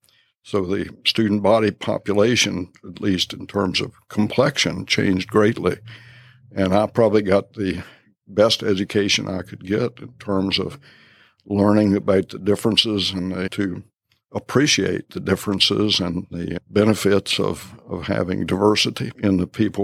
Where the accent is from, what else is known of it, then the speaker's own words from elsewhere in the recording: Harrisonburg, Virginia, United States; also born or lived in Cape Charles, Virginia; I grew up in Harrisonburg